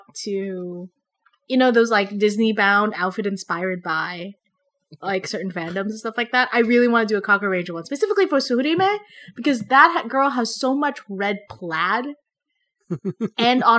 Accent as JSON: {"language": "English", "country": "Philippines", "tie": "born or raised there", "moved": "yes", "said": "When I was growing up in the Philippines, we would have people who would help us out of the house"}